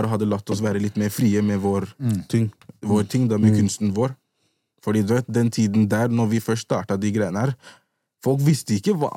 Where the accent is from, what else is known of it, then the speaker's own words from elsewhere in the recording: Gambia; Vi er i Hoden. Vi er med gutta. Vi er fra Gambia.